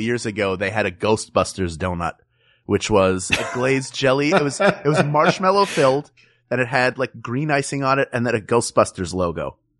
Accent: Philadelphia, Pennsylvania, United States; I love my hometown

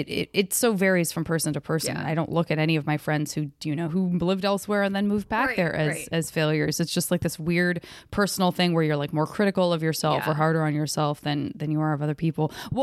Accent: Arizona, United States; moved away; also born or lived in San Francisco; From Arizona.

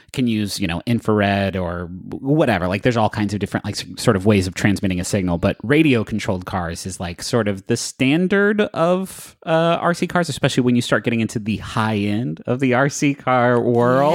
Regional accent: Huntington, Appalachia, United States; moved away; I'm from Appalachia

